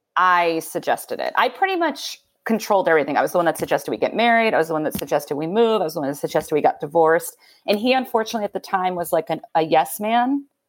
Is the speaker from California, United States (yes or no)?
no; Belmont, Massachusetts, United States; moved away as an adult; also born or lived in New York; I moved back to my hometown for a year. Which, which is where? Uh, Belmont, Massachusetts